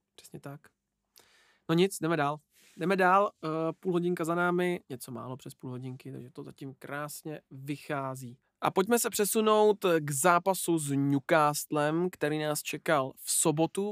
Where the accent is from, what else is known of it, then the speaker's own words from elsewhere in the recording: Czechia; Jsme Češi